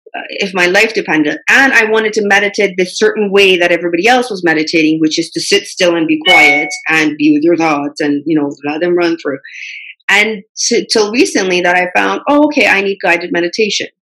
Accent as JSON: {"language": "English", "country": "Canada", "tie": "born or raised there", "also_born_or_lived": "Middle East", "said": "I grew up in Canada. I had that cultural difference even though I was born in Middle East."}